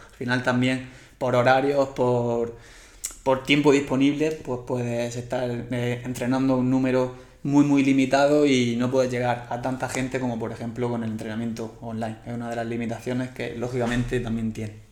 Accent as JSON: {"language": "Spanish", "town": "Murcia", "region": "Region of Murcia", "country": "Spain", "moved": "yes", "lives_now": "Plasencia, Spain", "said": "soy de Murcia. Ahora mismo estoy viviendo en Plasencia"}